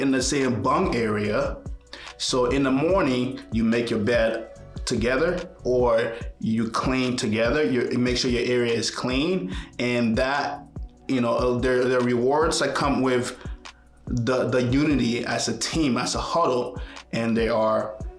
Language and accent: English; Liberia; now in United States; I was born in Liberia. It's a tiny little country in West Africa. And Liberia experienced a civil war for about 20 years, just about as long as I lived there.